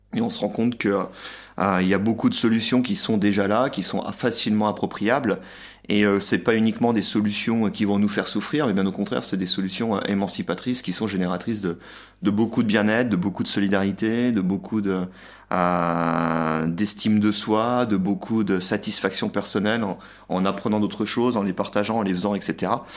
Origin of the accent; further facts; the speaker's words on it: France; moved away as an adult; now in Budapest, Hungary; j'ai quitté la France pour venir m'installer en Hongrie